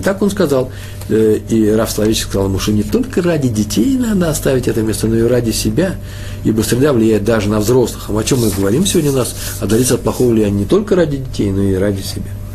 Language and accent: Russian; Russia; moved away; я же из России, я из того мира